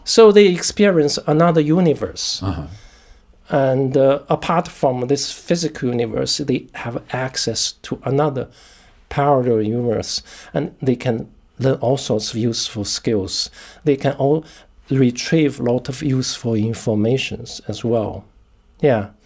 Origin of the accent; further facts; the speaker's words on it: China; moved away as an adult; now in United Kingdom; I was born in China